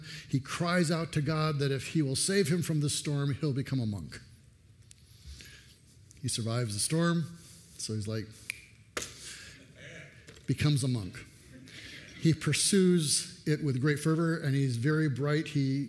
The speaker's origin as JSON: {"language": "English", "country": "United States", "said": "I'm an American, or I'm from America."}